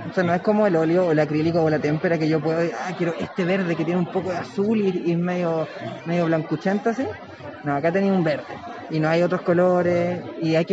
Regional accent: Valparaíso, Chile; yo soy de Valparaíso

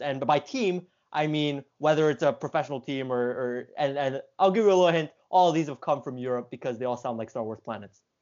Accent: Canada; as a Canadian

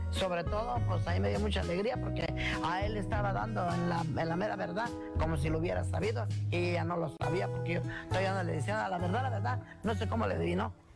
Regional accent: Zurumbeneo, Michoacán, Mexico; Soy de Surumbeneo, municipio de Charo

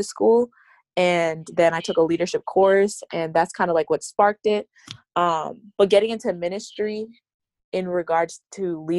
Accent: Calgary, Alberta, Canada; moved away; I am from Calgary, Alberta, and I'm currently a student at Oakwood University

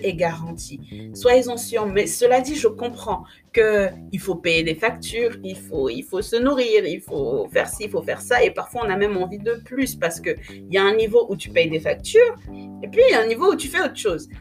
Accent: Republic of the Congo; now in France; je suis née euh, au Congo-Brazzaville. J'y ai grandi quelques années avant de venir en France

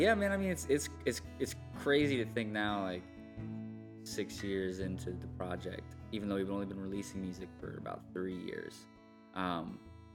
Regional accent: Indianapolis, Indiana, United States; now in Los Angeles, United States; And originally, I'm from Indianapolis.

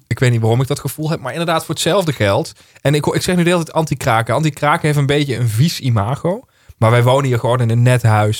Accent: Heerlen, Limburg, Netherlands; moved away as an adult; also born or lived in Breukelen; ik ben ook geboren in Heerlen in het ziekenhuis. Eh, daar heel lang in hetzelfde huis gewoond

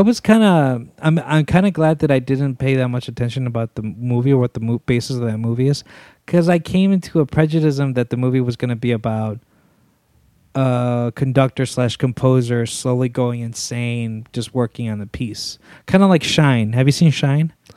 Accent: Zacatecas, Mexico; moved away; I'm from Zacatecas

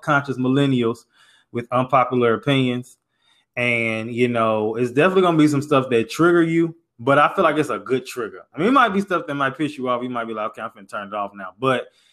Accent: St. Louis, Missouri, United States; moved away as an adult; now in Houston, United States; I'm from St. Louis, live in Houston, moved to Houston for school

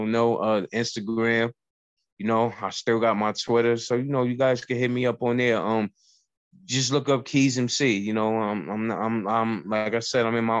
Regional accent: New York City, New York, United States; also born or lived in Bronx, New York; I'm from the Bronx, but I was raised in Harlem. And I also was born in Harlem

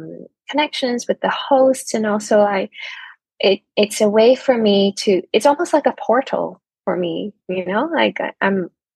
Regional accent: Hong Kong; also born or lived in Taiwan; now in Kuala Lumpur, Malaysia; I'm living currently in Malaysia, but I'm actually originally from Hong Kong and my mom is from Taiwan.

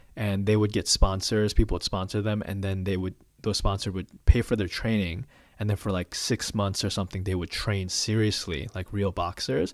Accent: Chicago, Illinois, United States; now in Atlanta, United States; born and raised in Chicago. I mean, I guess the suburbs of Chicago

